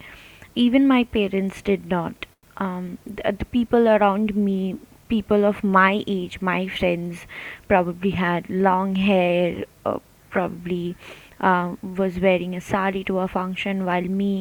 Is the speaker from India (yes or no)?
yes; Kolkata, West Bengal, India; I'm from Calcutta.